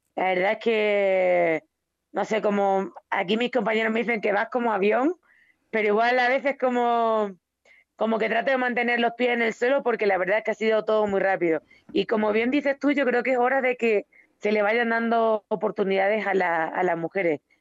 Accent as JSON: {"language": "Spanish", "region": "Extremadura", "country": "Spain", "moved": "as an adult", "lives_now": "Mexico"}